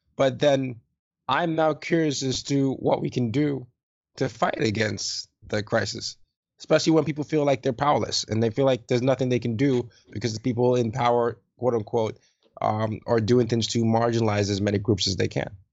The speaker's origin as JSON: {"language": "English", "country": "Nigeria", "said": "I'm Nigerian"}